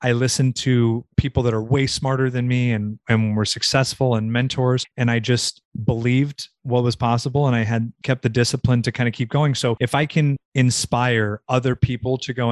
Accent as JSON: {"language": "English", "region": "Southern California", "country": "United States", "tie": "born or raised there", "also_born_or_lived": "Virginia", "moved": "as an adult", "said": "I grew up in Southern California, about 30 minutes from Malibu Beach"}